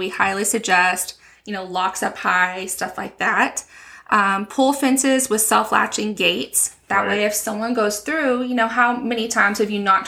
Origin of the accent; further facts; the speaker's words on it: West Texas, United States; moved away as an adult; also born or lived in Stephenville, Texas / Del Rio, Texas / San Antonio, Texas; now in La Vernia, United States; I'm a Texas native, born and raised in West Texas up in the Panhandle